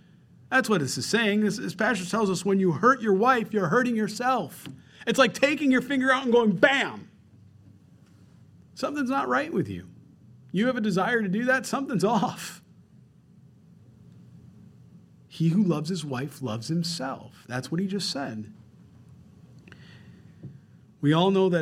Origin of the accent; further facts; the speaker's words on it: Rochester, New York, United States; moved away; I'm from Rochester, New York, the land of ice and snow